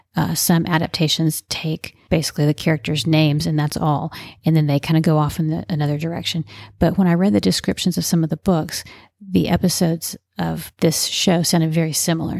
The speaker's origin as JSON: {"language": "English", "region": "Texas", "country": "United States", "tie": "born or raised there", "said": "I am a Texan, grew up in Texas"}